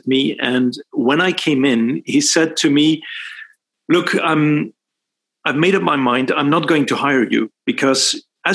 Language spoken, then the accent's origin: English; Belgium; moved away as an adult; also born or lived in Sweden; I was raised in Belgium, born and raised in Belgium.